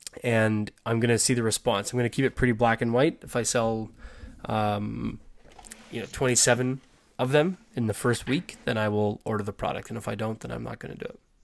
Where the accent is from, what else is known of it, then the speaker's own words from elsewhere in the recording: Canada; I'm Canadian